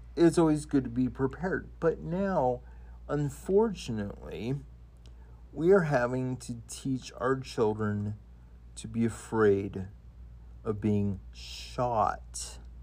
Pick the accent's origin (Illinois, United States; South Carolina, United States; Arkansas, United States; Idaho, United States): Idaho, United States; when I was a kid, uh, growing up in Idaho